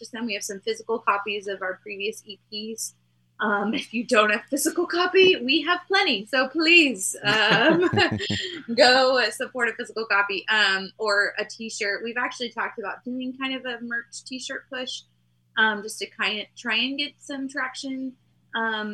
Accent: Texas, United States; we're from Texas

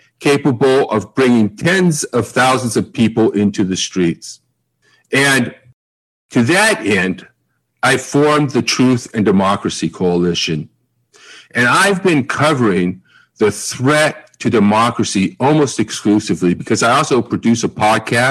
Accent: United States; I'm an American.

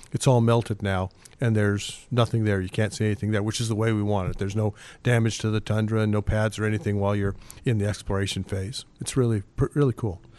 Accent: Rock Springs, Wyoming, United States; moved away as an adult; also born or lived in Utah / Australia / Calgary / Singapore; now in Alaska, United States; originally from Wyoming, and uh, I had uh, gone to University of Wyoming

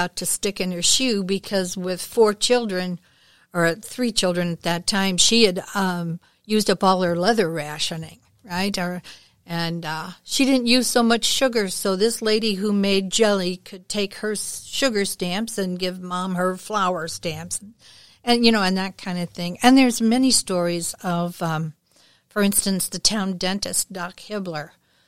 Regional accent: O'Fallon, United States; I grew up in the Methodist community here in O'Fallon, where the consumption of alcohol was a tad more taboo.

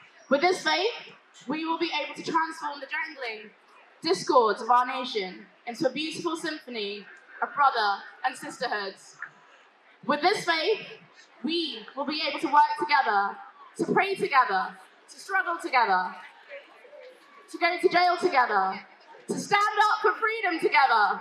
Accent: United Kingdom; accent: British; my British accent

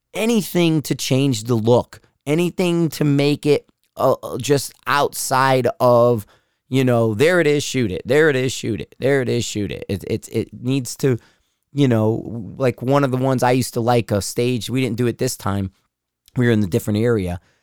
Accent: Connecticut, United States; we're both from Connecticut

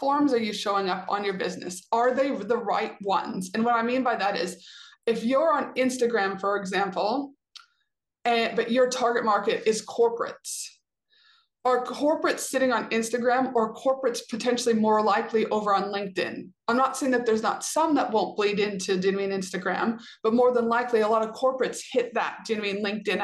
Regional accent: Canada; I'm a Canadian citizen

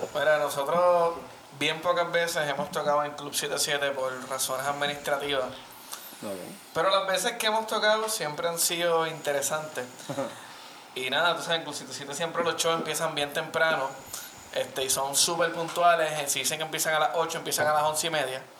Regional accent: Vega Baja, Puerto Rico; mi pueblo natal, Vega Baja.

